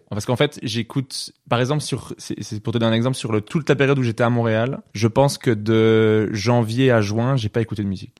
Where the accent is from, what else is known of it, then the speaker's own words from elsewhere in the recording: Wallonia, Belgium; je suis pas de Bruxelles